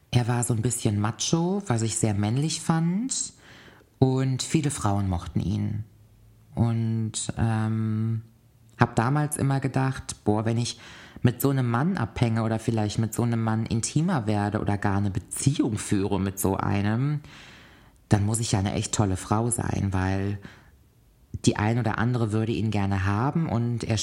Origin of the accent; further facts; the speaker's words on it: Cologne, North Rhine-Westphalia, Germany; also born or lived in Koblenz; bin dann nochmal zurück in meine Heimatstadt Köln gezogen.